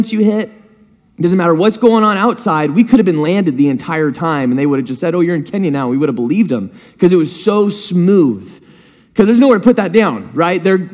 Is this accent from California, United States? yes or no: yes; San Diego, California, United States; also born or lived in Hidden Valley; I grew up in San Diego up until I was about to go into high school, and then I went to Hidden Valley. We moved up here, went to Hidden Valley.